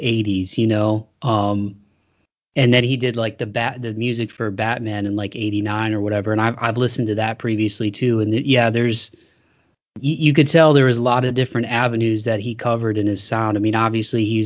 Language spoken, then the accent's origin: English; Toledo, Ohio, United States; now in Nashville, United States; I grew up in Toledo